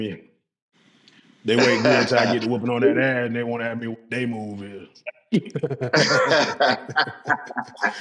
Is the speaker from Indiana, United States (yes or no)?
no; Atlanta, Georgia, United States; I was born at Southwest Atlanta Community Hospital